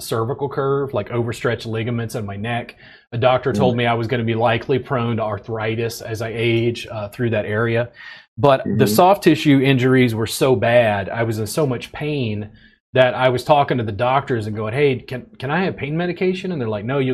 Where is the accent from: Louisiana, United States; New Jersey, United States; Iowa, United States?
Louisiana, United States; Baker; moved away as an adult; also born or lived in Pennsylvania; now in Austin, United States; I grew up just outside of Baton Rouge, Louisiana, in a little town called Baker.